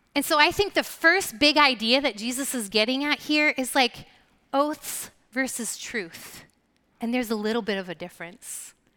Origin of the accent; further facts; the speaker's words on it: Lancaster, Pennsylvania, United States; moved away as an adult; We're originally from the Lancaster, Pennsylvania area, Philadelphia area.